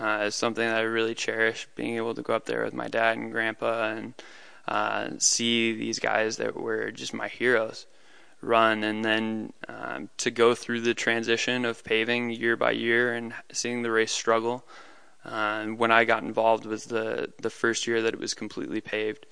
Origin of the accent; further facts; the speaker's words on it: Colorado Springs, Colorado, United States; I grew up in Colorado Springs, Colorado